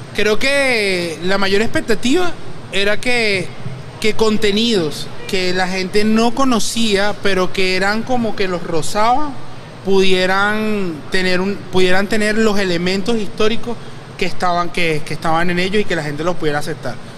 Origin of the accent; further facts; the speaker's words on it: Venezuela; como venezolanos hay demasiado que contar de nosotros